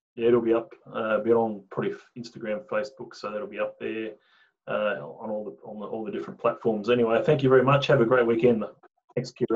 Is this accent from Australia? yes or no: yes; Tasmania, Australia; now in Brisbane, Australia; I came from Tasmania